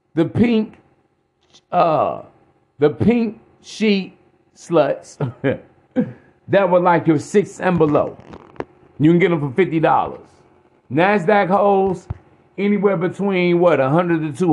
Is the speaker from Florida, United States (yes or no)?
no; East Chicago, Indiana, United States; I'm from East Chicago, Indiana.